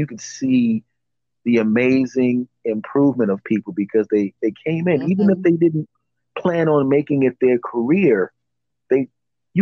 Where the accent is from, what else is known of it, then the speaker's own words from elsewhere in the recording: Philadelphia, Pennsylvania, United States; I'm from Philly